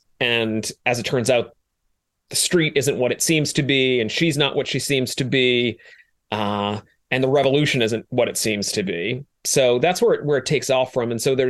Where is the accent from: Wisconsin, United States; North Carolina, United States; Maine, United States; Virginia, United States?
Maine, United States; I like to consider myself quite a driver on snow because I'm from Maine originally